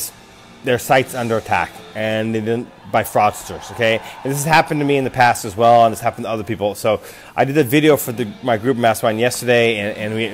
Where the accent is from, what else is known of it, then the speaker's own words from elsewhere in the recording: United States; also born or lived in Japan; I'm American